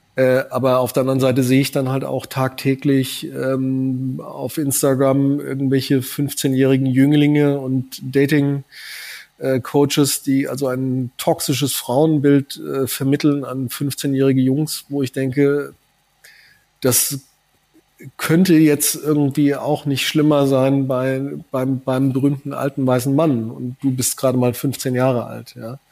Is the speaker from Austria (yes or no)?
no; southern Hesse, Germany; ich komme aus Südhessen. Ich hatte äh, während meiner Schulzeit äh, täglich äh, vier Starfighter, drei Tornados über der Schule im Tiefflug drüber knattern